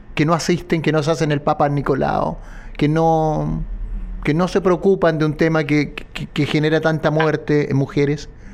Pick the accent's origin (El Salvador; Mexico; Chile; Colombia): Chile; como chilenos